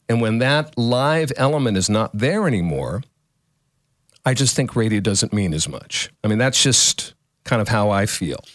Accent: Northern California, United States; also born or lived in Houston / Los Angeles; I'm a Californian, even Northern California.

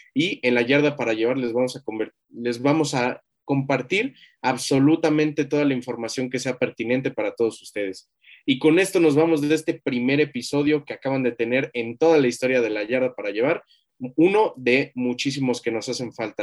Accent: Mexico; como mexicanos

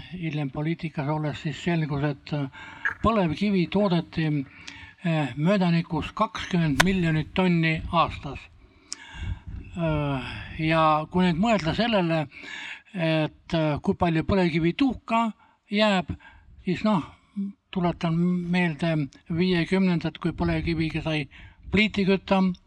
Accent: Ida-Viru County, Estonia; now in Paide, Estonia; ma olen sündinud Ida, Ida-Virumaal Ida põlevkivi keskel, tuhamägede keskel

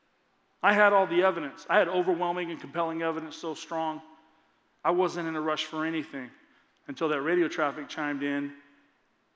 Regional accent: Lakeside, California, United States; Lakeside, my hometown, about a mile from my house

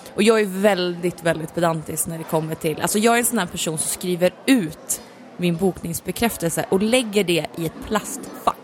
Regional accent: Gävle, Gävleborg County, Sweden; jag är ju från Gävle

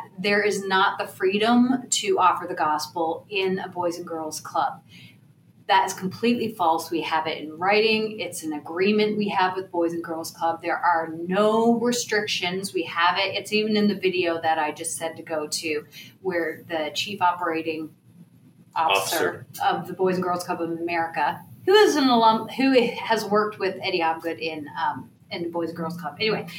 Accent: Canada; Canada! I'm from Canada! I'm Canadian!

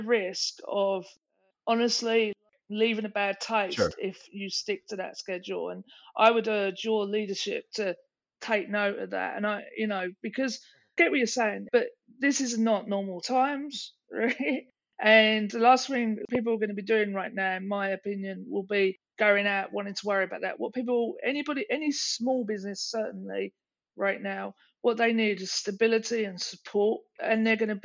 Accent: England, United Kingdom; now in United States; I'm English

